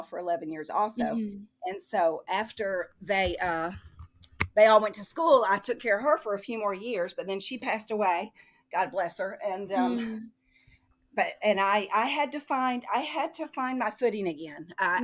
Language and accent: English; Tennessee, United States; also born or lived in Fairhope, Alabama; now in Massachusetts, United States; We're from Tennessee